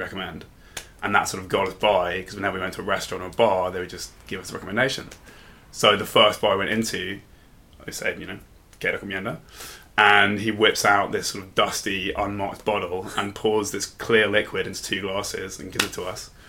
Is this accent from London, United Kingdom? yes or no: yes; London, United Kingdom; also born or lived in Bristol; I'm from London originally